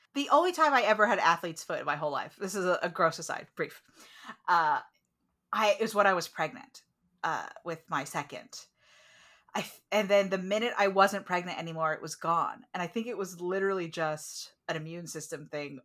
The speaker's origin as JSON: {"language": "English", "country": "United States", "said": "as an American"}